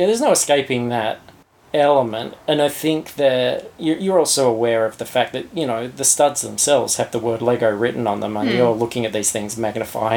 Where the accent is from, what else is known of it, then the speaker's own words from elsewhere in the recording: Australia; as an Australian